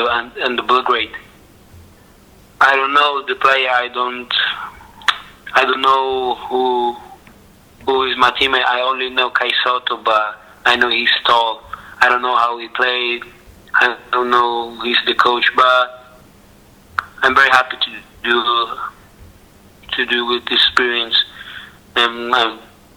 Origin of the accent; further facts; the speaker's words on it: Philippines; English is a second language; now in Italy; I'm in Italy, but I'm Filipino, yeah. But I'm very proud to be Pinoy. I'd be proud to be Filipino